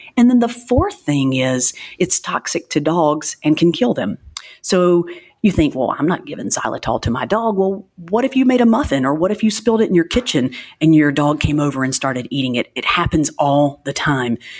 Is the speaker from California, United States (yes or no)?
no; Alabama, United States; moved away as an adult; also born or lived in New Orleans; Little Alabama, Podunk, Alabama, where I came from, which I love my hometown